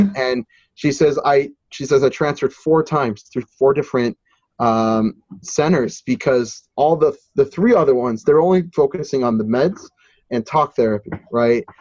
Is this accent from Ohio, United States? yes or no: no; New Jersey, United States; my home state in New Jersey